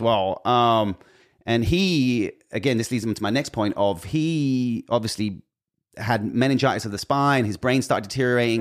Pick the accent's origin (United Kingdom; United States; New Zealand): United Kingdom; being British